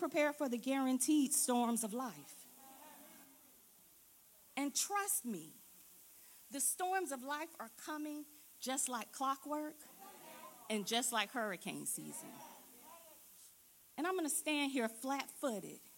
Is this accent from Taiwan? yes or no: no; Florida, United States; moved away as an adult; also born or lived in South Philadelphia; now in Philadelphia, United States; I am from Florida